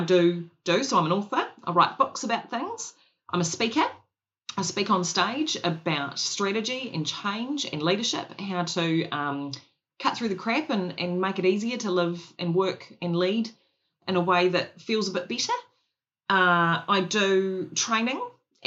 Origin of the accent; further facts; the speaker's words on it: Christchurch, Canterbury, New Zealand; I grew up in Christchurch.